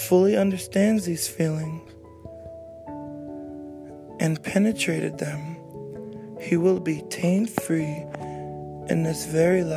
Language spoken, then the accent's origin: English; United States; growing up in America